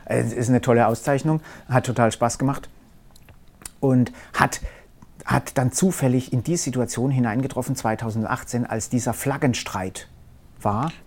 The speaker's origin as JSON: {"language": "German", "town": "Karlsruhe", "region": "Baden-Württemberg", "country": "Germany", "tie": "born or raised there", "said": "ist natürlich Karlsruhe meine Heimat. Ich bin äh, nie groß äh, also äh, irgendwie mehrere Jahre irgendwie woanders hin"}